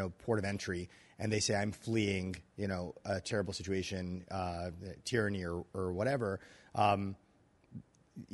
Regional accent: New York, United States; also born or lived in Egypt; now in Chicago, United States; I'm from New York, but I've been in Chicago for 7-8 years

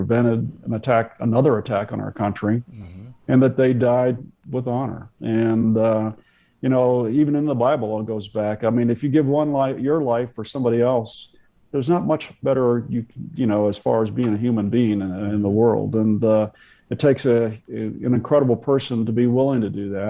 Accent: United States; being an American

